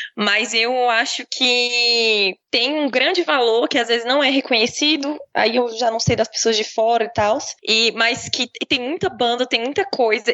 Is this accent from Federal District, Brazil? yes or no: yes; Brasília, Federal District, Brazil; Eu sou nascida e criada em Brasília